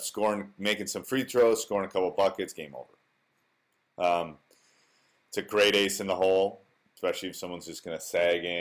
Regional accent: Wisconsin, United States; born or raised there

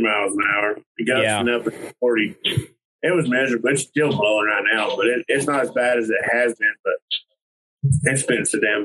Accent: Abilene, Wichita Falls, Texas, United States; I was raised up around Abilene, Wichita Falls

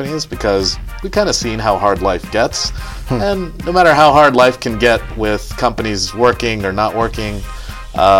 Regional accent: Dallas, Texas, United States; also born or lived in Poughkeepsie, New York; I grew up in Texas. I was born in New York, actually right around here. I was in Poughkeepsie. But I grew up and I ended up moving to Texas when I was really young and grew up there.

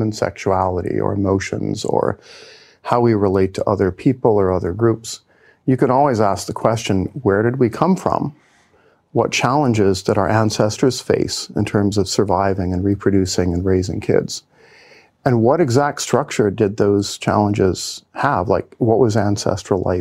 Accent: Cincinnati, Ohio, United States; moved away as an adult; I was born and raised in Cincinnati, Ohio

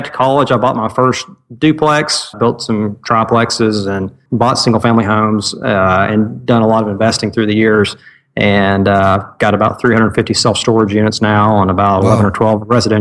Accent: Cleveland, Tennessee, United States; also born or lived in Ooltewah, Tennessee; I grew up in Cleveland, Tennessee, and I live in Ottawa, Tennessee, which is all within the Chattanooga area

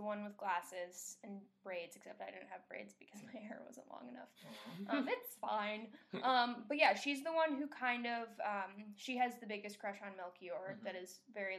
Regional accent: Camano Island, Washington, United States; now in East Coast, United States; I'm from Kameno Island, technically. I say Seattle because here on the West Coast, I mean, here on the East Coast, when you say we're from Washington, they think D.C.

